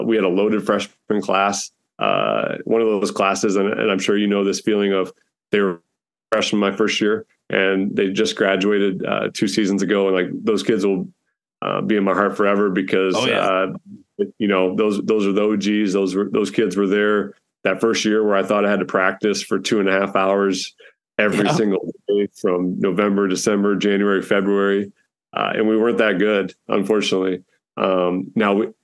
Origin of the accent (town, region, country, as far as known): Iowa, United States; born or raised there; also born or lived in Fort Dodge, Iowa / Fairmont / Glenwood, Iowa